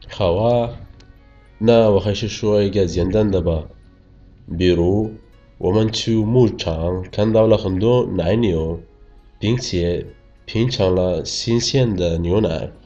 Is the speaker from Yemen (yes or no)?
yes; Yemen; 我是来自也门的